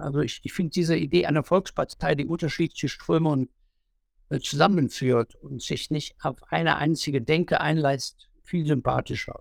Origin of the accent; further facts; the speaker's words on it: Leichlingen, North Rhine-Westphalia, Germany; in meiner Heimatstadt in Leichtingen